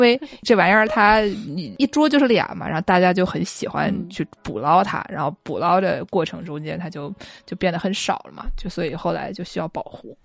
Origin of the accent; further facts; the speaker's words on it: Jiangsu, China; 我们散装江苏就非常容易办到啊，就是江苏，对，你，你过一个县，别人就不认你，就觉得我们俩口音都不一样，我们绝对不是一个地方的